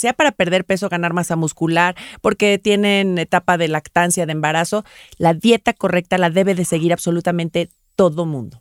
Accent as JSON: {"language": "Spanish", "country": "Mexico", "said": "yo soy mexicana"}